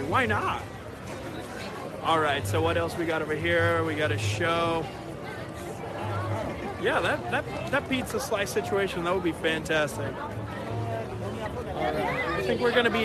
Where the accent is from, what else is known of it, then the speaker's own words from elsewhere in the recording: Puerto Rico; moved away; I'm from Puerto Rico, but I live here now.